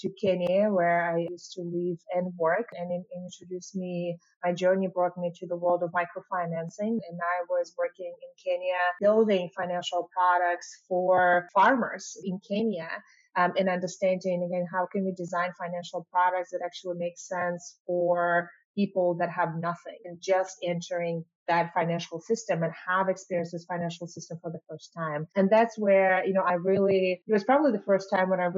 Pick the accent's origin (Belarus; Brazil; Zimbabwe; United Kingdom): Belarus; moved away as an adult; now in United States; I was born and raised in Belarus.